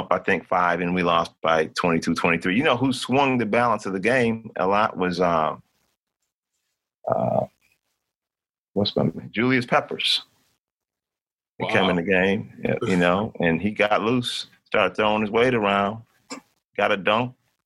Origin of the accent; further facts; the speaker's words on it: Buffalo, New York, United States; this is my hometown. So I'm from here